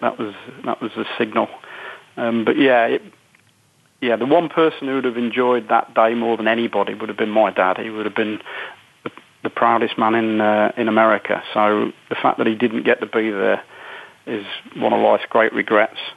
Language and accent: English; United Kingdom; being typically British